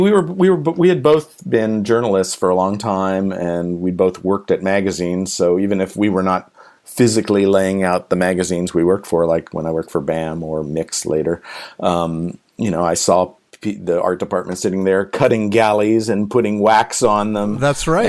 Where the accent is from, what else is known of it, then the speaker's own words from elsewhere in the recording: Pelham, New York, United States; my hometown in Pelham, New York